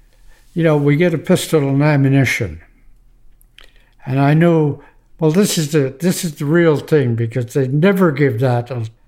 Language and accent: English; Glace Bay, Nova Scotia, Canada; I'm from Glacier, Nova Scotia.